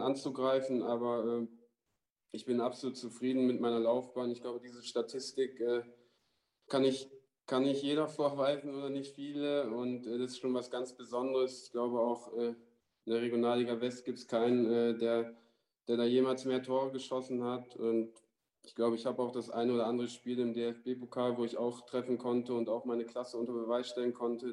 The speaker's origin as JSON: {"language": "German", "town": "Vechta", "region": "Lower Saxony", "country": "Germany", "also_born_or_lived": "Ruhr area", "moved": "yes", "lives_now": "Essen, Germany", "said": "meine Frau kommt auch, äh, da wo ich herkomme, aus Fechter, da zwischen Bremen und Osnabrück"}